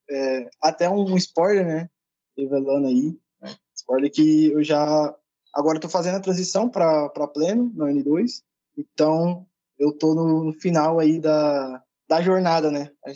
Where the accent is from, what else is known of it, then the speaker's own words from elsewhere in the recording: São Paulo, Brazil; Eu sou de São Paulo, sou da periferia de São Paulo, né, então estudei escola pública a minha vida toda